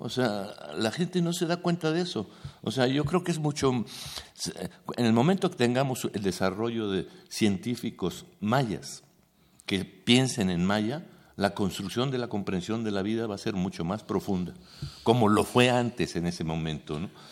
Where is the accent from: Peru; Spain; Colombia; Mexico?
Mexico; Mexico City; Yo nací aquí, ¿no? He vivido aquí y no conozco el náhuatl